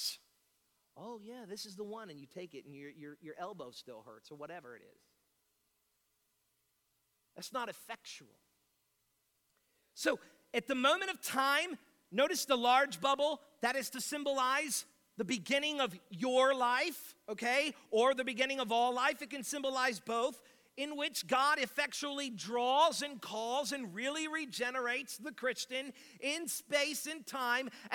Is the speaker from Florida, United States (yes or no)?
yes; North Miami, Florida, United States; I'm from North Miami